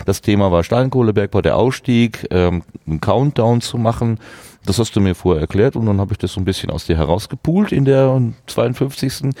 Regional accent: Hattingen, North Rhine-Westphalia, Germany; ich bin ein Kind der Stahlstadt Hattingen. Ich bin eher in Gegenwart eines Stahlarbeiter, äh, äh, in einem Stahlarbeitermilieu groß geworden

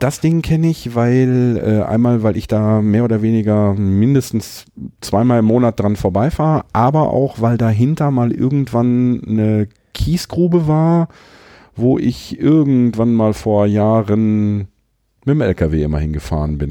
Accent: Herten, North Rhine-Westphalia, Germany; komme ich ja so mitten aus dem Ruhrpott, aus Herten

